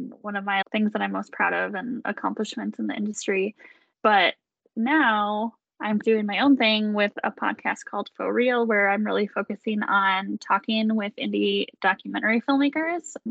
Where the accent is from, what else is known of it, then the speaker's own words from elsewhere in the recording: Milwaukee, Wisconsin, United States; am from Milwaukee, Wisconsin, which is how I know you from high school